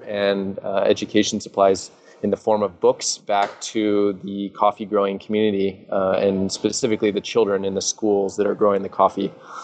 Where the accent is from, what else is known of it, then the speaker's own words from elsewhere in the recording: Seattle, Washington, United States; I'm from Seattle